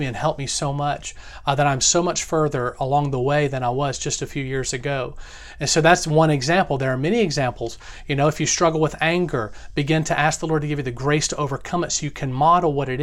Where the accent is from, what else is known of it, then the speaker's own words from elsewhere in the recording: the South, United States; Growing up in the South